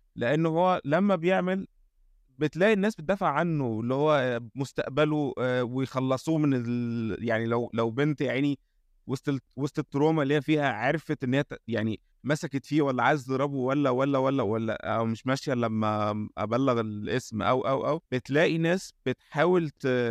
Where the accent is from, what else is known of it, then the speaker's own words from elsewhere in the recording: Egypt; عندنا في مصر